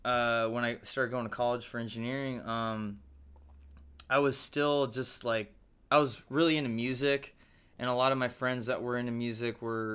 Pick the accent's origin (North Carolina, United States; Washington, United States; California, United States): California, United States; San Diego; Yeah, it's kind